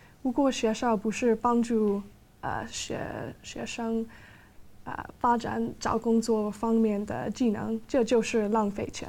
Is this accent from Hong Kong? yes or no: yes; Hong Kong; now in London, United Kingdom; 我一直，我从小一直住在香港，但现在我搬到了伦敦。